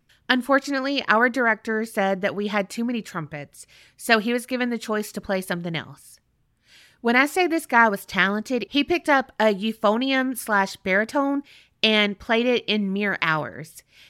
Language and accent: English; St. Pete Beach, Florida, United States; after growing up in St. Pete Beach area in the city, from palm trees to Cowtown, am I right?